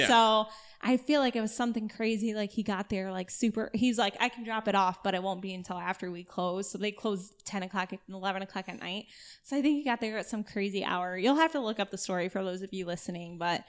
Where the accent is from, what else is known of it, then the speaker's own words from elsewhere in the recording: Battle Creek, Michigan, United States; So, I'm originally from Battle Creek. So, for those of you who don't know, Detroit is east side of the state. Battle Creek is west side of the state. I lived there my entire life until I went to college.